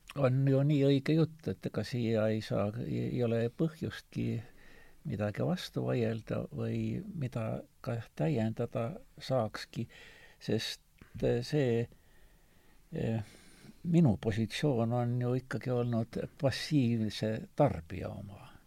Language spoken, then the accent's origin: Estonian; Estonia; ma olen eestlane